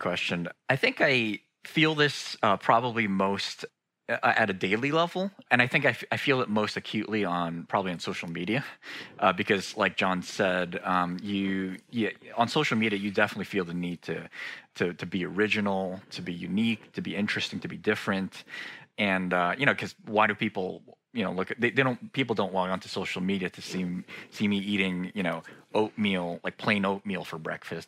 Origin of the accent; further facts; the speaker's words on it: United States; I'm a, a second generation Korean American and uh, which means I was born here in the States, but my parents had immigrated from South Korea not long before I was born.